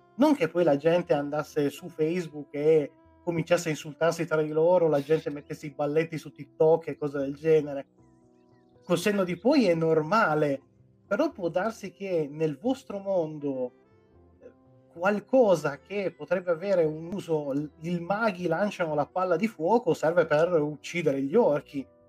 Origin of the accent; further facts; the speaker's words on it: Piedmont, Italy; io sono piemontese